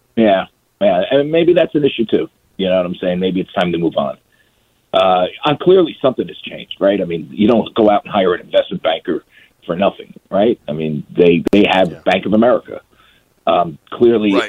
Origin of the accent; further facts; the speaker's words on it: New York area, United States; I grew up in New York area.